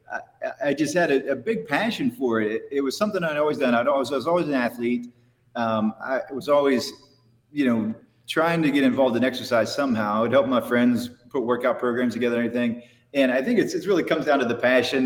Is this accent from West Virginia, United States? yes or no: yes; West Virginia, United States; I grew up in West Virginia hunting and fishing stuff